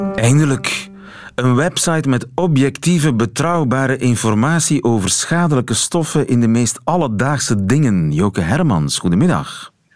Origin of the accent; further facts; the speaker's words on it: East Flanders, Belgium; ik kom uit Oost-Vlaanderen